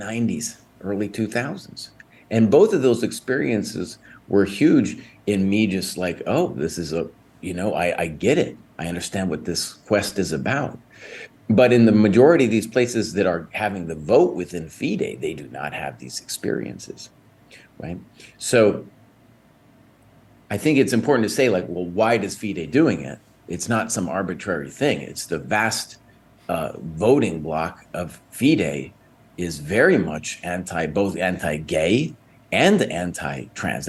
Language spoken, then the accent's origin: English; Santa Fe, New Mexico, United States; I grew up in Santa Fe, New Mexico, on the wrong side of the tracks.